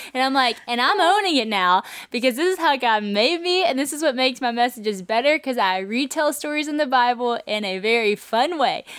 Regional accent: Louisiana, United States; moved away; also born or lived in Nashville; I moved from Nashville back to Louisiana, but I didn't have community in Louisiana like I did in Asheville. You might think since I was from here

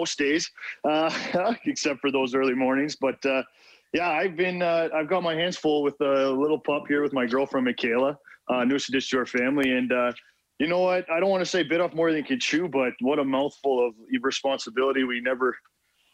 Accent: Sault Ste. Marie, Ontario, Canada; the kids here in my hometown

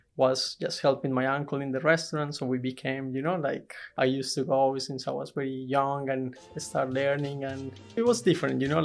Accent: Bogota, Colombia; now in Queensland, Australia; I'm from Colombia, in Bogota City.

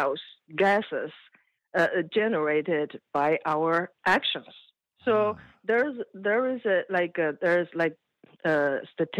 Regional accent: China; moved away; I came from China. When I was a kid, we were poor

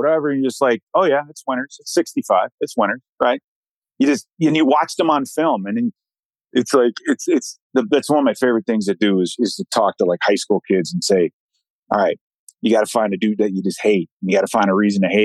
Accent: Chicago, Illinois, United States; also born or lived in Minnesota; I grew up in Chicago

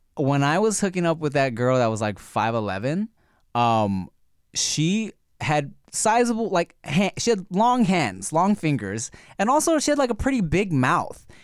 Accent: United States; accent: American; I have an American accent when I speak Thai.

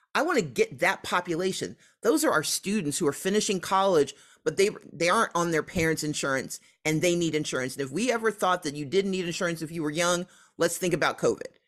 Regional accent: Mississippi, United States; now in Georgia, United States; I grew up in Mississippi

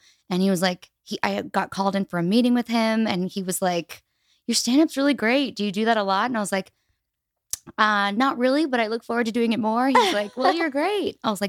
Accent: Albuquerque, New Mexico, United States; born or raised there

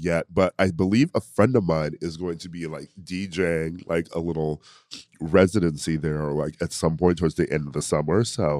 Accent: Milwaukee, Wisconsin, United States; moved away; also born or lived in Chicago; I'm from Milwaukee. So if I visit home, just the travel alone to be like, oh, okay, I'm going to go to Chicago while I'm already in Milwaukee, it's just like exhausting to me.

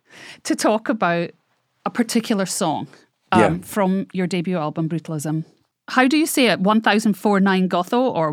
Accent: Scotland, United Kingdom; now in Los Angeles, United States; I'm Scottish.

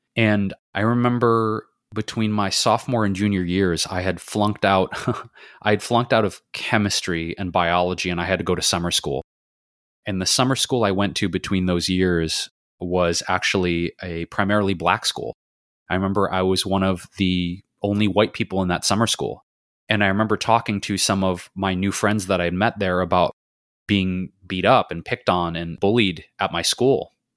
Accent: Detroit, Michigan, United States; now in Los Angeles, United States; I grew up in Detroit, and the neighborhood we were in, my mom and I, was pretty diverse for the time, the 70s and 80s

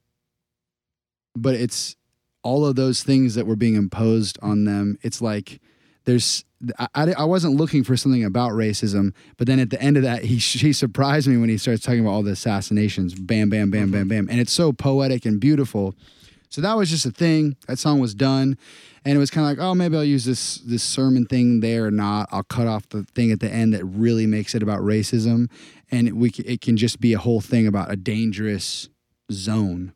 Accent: United States; growing up in America

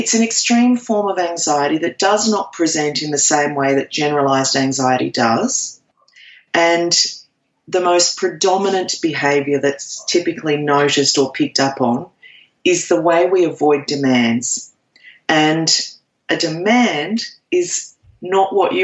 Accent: Australia; I am an Aussie.

